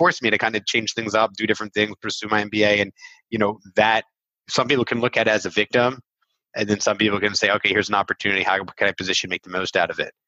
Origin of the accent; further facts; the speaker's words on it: Philadelphia, Pennsylvania, United States; first language English; moved away as an adult; now in Israel; I went to Temple University, right? So I'm from Philly